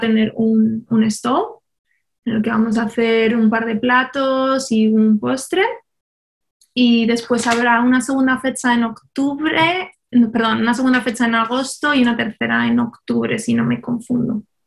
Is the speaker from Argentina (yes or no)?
no; Spain; moved away as an adult; also born or lived in Taiwan; now in Brisbane, Australia; como buena española, en mi casa siempre se ha cocinado pues, con producto mediterráneo